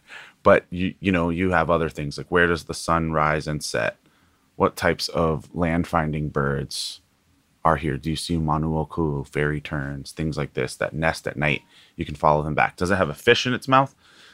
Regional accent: Kohala, Hawaii, United States; now in Hilo, United States; my mom's family is all from the island of Hawaii. So Mokuo Keawe, for those from Hawaii. And we're from an ahupua or district called Kohala.

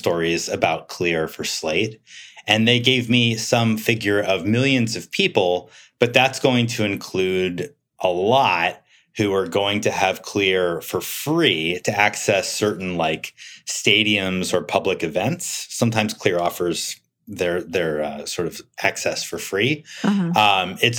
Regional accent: United States

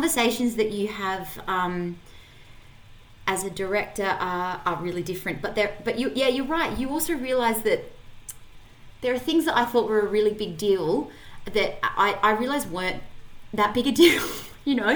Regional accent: Adelaide, South Australia, Australia; I grew up in Adelaide. I'm from Adelaide.

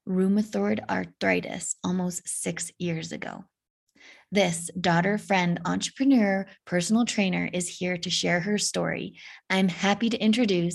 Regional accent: Whistler, British Columbia, Canada; I grew up in Whistler

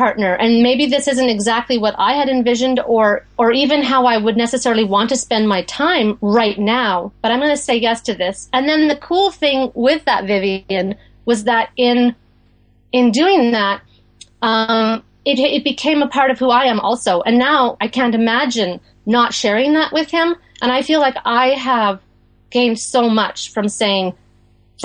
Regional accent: Western Canada, Canada; moved away as an adult; also born or lived in New Jersey / Maine; now in Gaspé Peninsula, Quebec, Canada; we're from Western Canada originally.

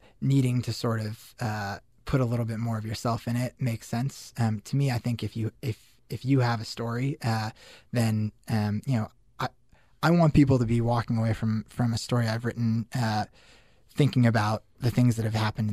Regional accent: Denver, Colorado, United States; moved away as an adult; also born or lived in Syracuse; I grew up in Denver

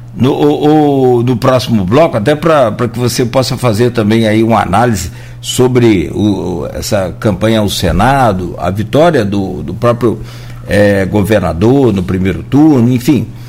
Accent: Italva, Rio de Janeiro, Brazil; eu, eu, sou de Italva, então eu conheço essa região noroeste muito

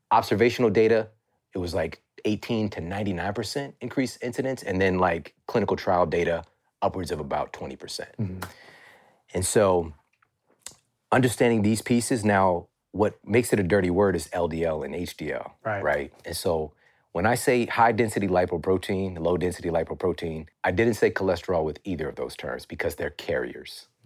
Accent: Ferguson, Missouri, United States; I'm from Ferguson, Missouri. Like, it's crazy that I'm even in this position right, right now.

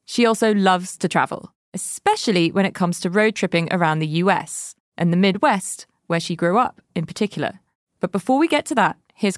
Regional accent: United Kingdom; now in United States; having moved to the States from the UK

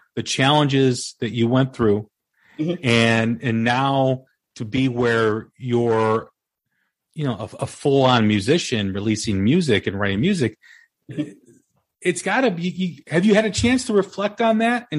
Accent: Des Plaines, Illinois, United States; I grew up in Des Plaines

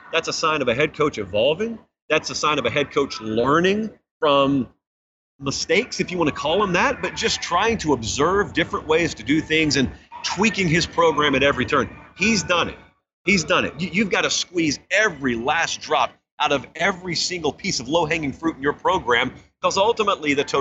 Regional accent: Georgia, United States; I'm from Georgia

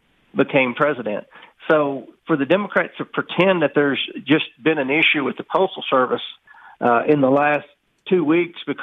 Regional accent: Kentucky, United States; my home state of Kentucky

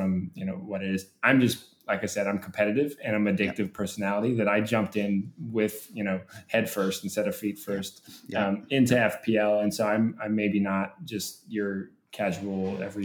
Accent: United States; being an American soccer fan of Premier League soccer

